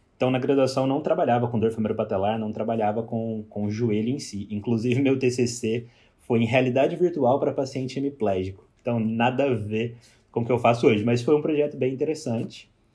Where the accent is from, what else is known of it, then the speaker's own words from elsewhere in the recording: Pouso Alegre, Minas Gerais, Brazil; moved away as an adult; also born or lived in Cascavel, Paraná; now in Australia; eu sou mineiro de Pouso Alegre, sul de Minas